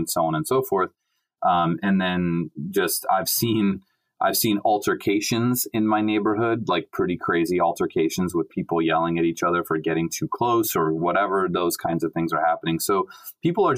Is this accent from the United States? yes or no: yes; California, United States; moved away as an adult; also born or lived in Hawaii; now in New York, United States; I'm from California and I was living in Hawaii